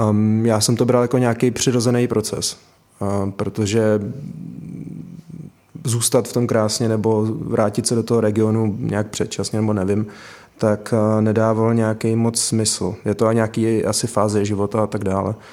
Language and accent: Czech; Krásno, Czechia; now in Prague, Czech Republic; Takže já, když jsem vyrůstal v Krásně, tak jsem to nějak jako neřešil a vnímal jsem, že tam někde jako Praha